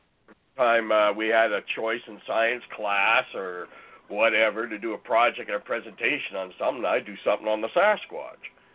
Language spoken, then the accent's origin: English; northern Ontario, Canada; moved away as an adult; also born or lived in Calgary, Alberta; I was born in northern Ontario, in an area uh, in Bangkok, Ontario, and all the time I lived in Ontario